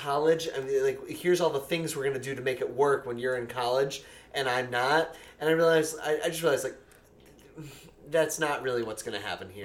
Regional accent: Gananda, New York, United States; That was my hometown

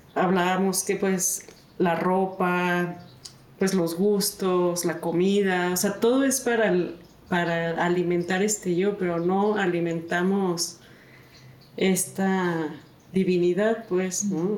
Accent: Mexico; mexicana, este, mujer

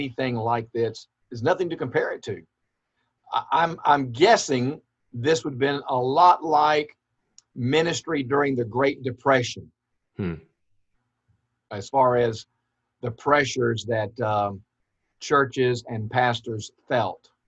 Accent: Gum Branch, Georgia, United States; moved away; We actually lived in Smiley Crossroads at Gum Branch.

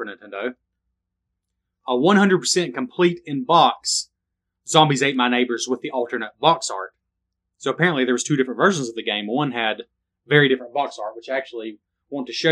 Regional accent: the South, United States; I was born in the South

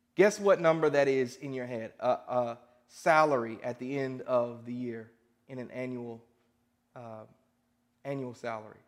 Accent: Indianapolis, Indiana, United States; I'm from Indianapolis

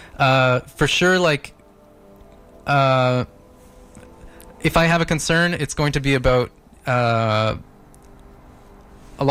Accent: Palermo, Sicily, Italy; now in Vancouver, Canada; I'm from Palermo

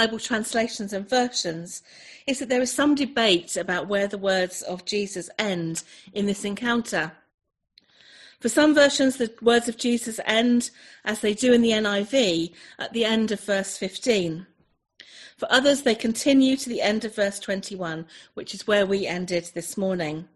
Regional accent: Chelmsford, East of England, United Kingdom; also born or lived in North Devon coast; now in North Devon, United Kingdom; I'm originally an Essex girl. I was born in Essex, just up the road from where some of you guys are. I was born in Chelmsford

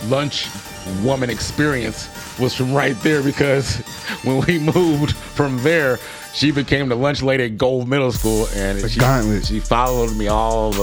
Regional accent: Kansas, United States; now in Colorado, United States; I grew up in Kansas. My mom moved us out here to punk ass Colorado.

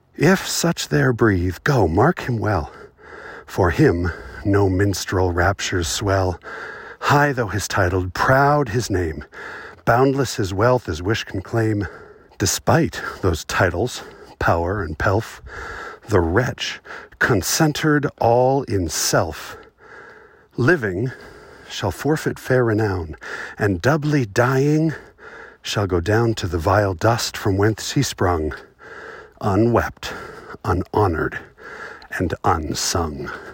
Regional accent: Southern California, United States; now in Utah, United States; I was born in Southern California and raised going to the beach. But I don't live there now

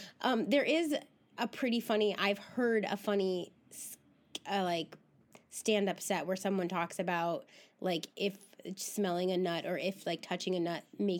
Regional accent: Canada; there's a superiority complex that comes with being Canadian, I think, right? Because you're like, hey, I'm not you shitty Americans.

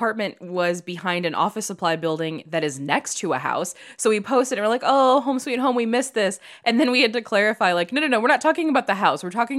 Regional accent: Chicago, Illinois, United States; And I grew up in Chicago.

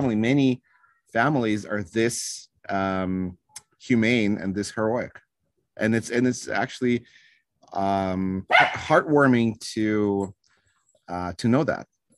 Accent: Moscow, Russia; moved away; I was born in Moscow.

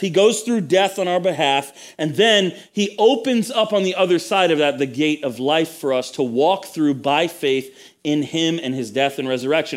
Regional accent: United States; I was the only native born kind of, you know, American in the room

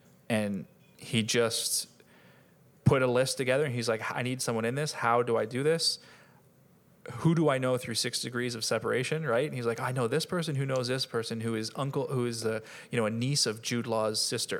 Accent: Canada; And I'm Canadian too, but I just really heard it.

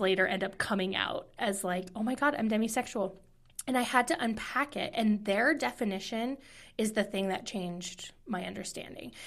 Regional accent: Midwest, United States; moved away; I'm from the Midwest.

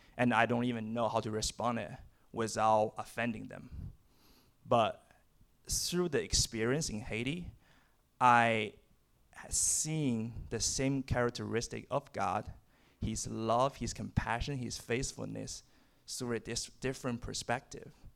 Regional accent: China; moved away as an adult; now in United States; I'm from China

